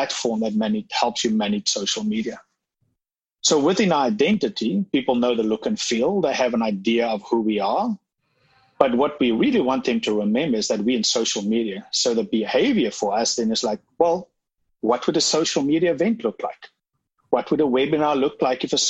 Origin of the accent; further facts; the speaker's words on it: South Africa; I'm from South Africa.